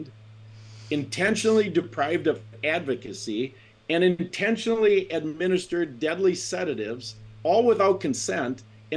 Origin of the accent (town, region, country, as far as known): Wisconsin, United States